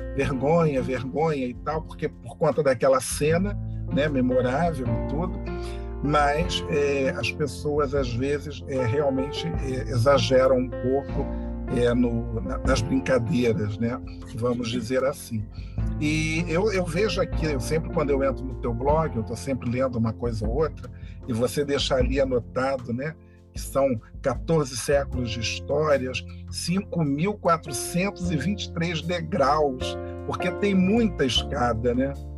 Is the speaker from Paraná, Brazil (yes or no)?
no; Rio de Janeiro, Brazil; eu sou aqui do Rio de Janeiro, sou carioca